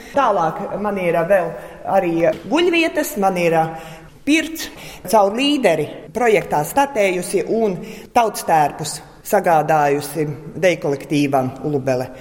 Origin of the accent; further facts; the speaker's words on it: Liepupe Parish, Limbaži Municipality, Latvia; Es esmu dzimusi, augusi tepatās Gigantos, šoseis malā.